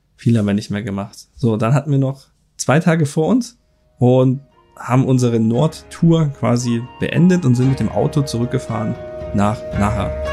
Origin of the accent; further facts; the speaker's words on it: Germany; hier bei uns in Deutschland